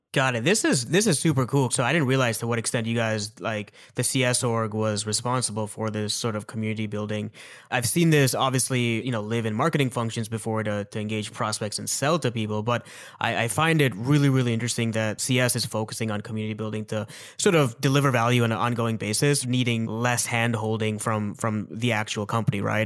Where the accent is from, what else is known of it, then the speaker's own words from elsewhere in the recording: Mississauga, Ontario, Canada; also born or lived in Toronto; I was born in Mississauga. I spent a couple of years of my childhood in Toronto.